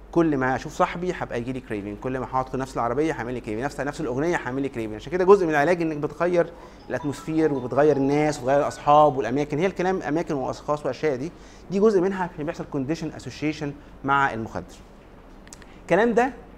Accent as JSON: {"language": "Arabic", "country": "Egypt", "said": "عندنا في مصر"}